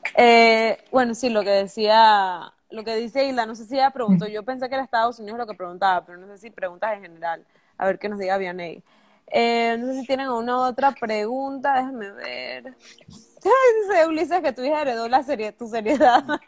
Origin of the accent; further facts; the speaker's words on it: Bugaba, Chiriquí, Panama; also born or lived in United States; yo soy de Chiriquí